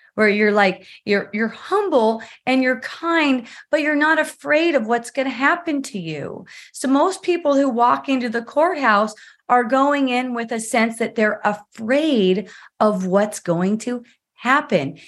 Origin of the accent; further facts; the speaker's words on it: California, United States; now in Palos Park, United States; we come from California